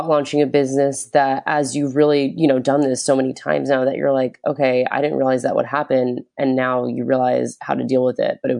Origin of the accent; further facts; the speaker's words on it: Florida, United States; I'm from Florida.